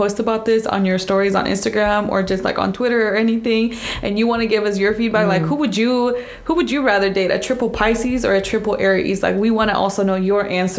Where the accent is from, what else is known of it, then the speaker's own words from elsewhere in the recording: La Paz, Baja California Sur, Mexico; moved away; I was born in Baja California Sur in La Paz, which is the southern part of the peninsula of Baja California